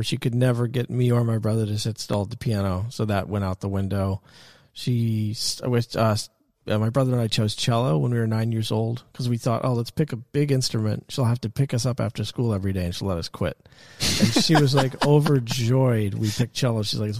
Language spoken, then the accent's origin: English; Bronxville, New York, United States; I grew up in Westchester County, so 15 minutes north of the city in Bronxville, a suburb of the city.